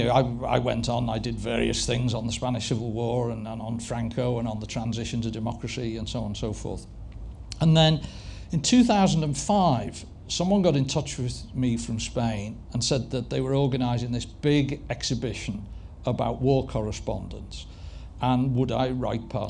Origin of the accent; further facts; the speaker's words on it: Liverpool, North West England, United Kingdom; I'm a Scouser, I support Everton